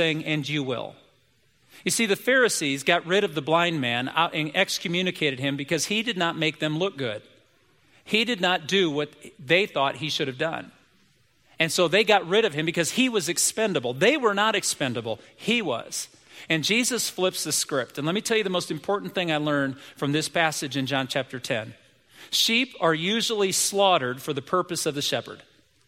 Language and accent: English; United States; I'm an American kid